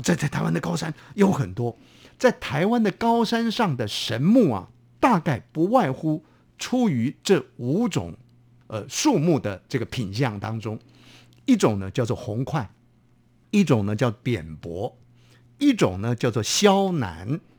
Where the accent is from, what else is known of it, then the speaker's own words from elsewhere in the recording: Hubei, China; 我们家乡呢， 我们在湖北呢